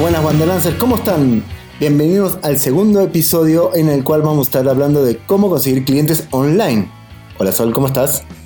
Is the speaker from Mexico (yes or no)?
no; Argentina; nosotros somos de Argentina